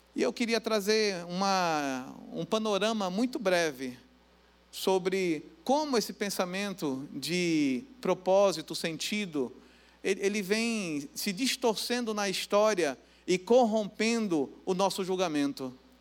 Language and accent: Portuguese; Santo Amaro, Brazil; also born or lived in Santa Teresa (neighbourhood) / Serra; Eu nasci em Santo Amaro e morava no bairro Santa Teresa, bom da Serra também, nós moramos lá